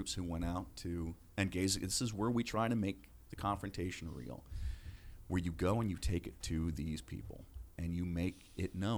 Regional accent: Minnesota, United States; moved away; I came from Minnesota. You think I was Lutheran

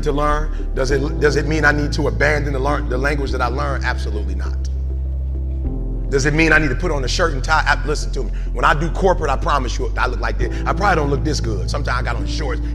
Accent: Detroit, Michigan, United States; I'm from Detroit

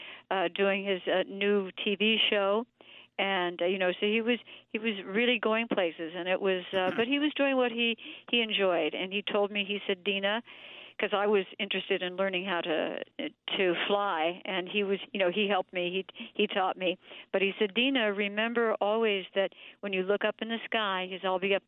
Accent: Beverly Hills, California, United States; growing up in Dean Martin's house

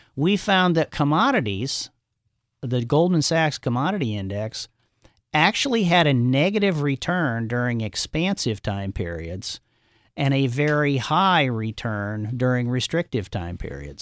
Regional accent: Omaha, Nebraska, United States; grew up in Omaha, Nebraska

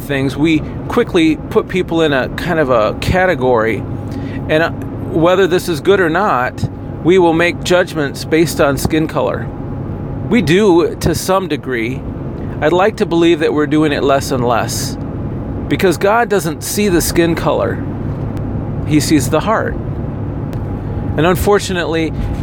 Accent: United States; as an American

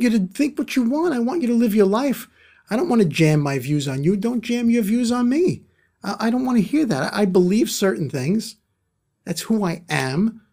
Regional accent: New York City, New York, United States; I'm from Brooklyn

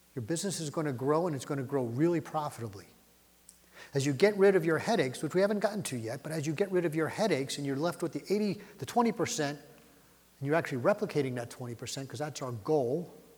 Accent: Philadelphia, Pennsylvania, United States; I grew up in Philly.

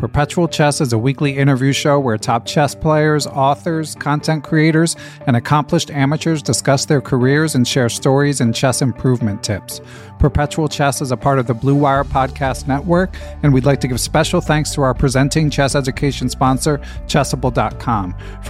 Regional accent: Philadelphia, Pennsylvania, United States; I grew up in Philadelphia, where it's often staged

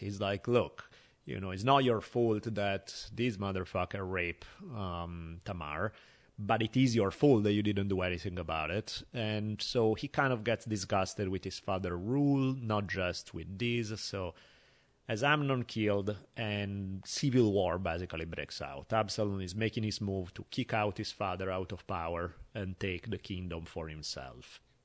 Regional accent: Milan, Lombardy, Italy; moved away; growing up in Italy on the subway, basically, where, you know, I was traveling in Milan on the subway all the time

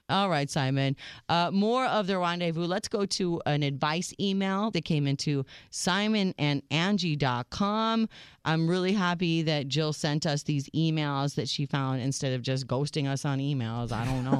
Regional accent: United States

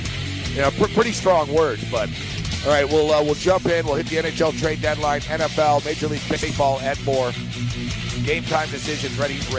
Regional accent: Montreal, Quebec, Canada; moved away; I'm from Montreal

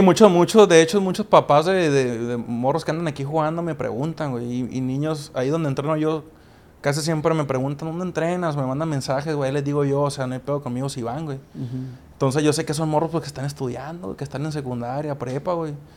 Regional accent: Mexico; somos que como cuatro mexicanos nomás los que estamos ahí

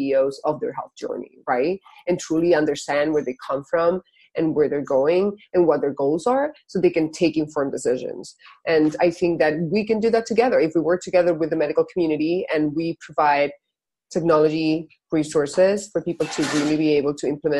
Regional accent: Spain; moved away; I'm originally from Spain

